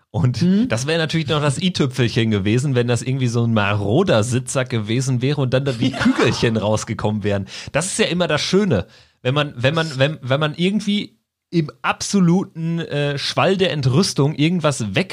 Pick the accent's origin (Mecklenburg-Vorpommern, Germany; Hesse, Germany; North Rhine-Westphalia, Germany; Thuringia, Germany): North Rhine-Westphalia, Germany; Bielefeld; wenn ich jetzt aber als Bielefelder daran gehen würde, ganz strategisch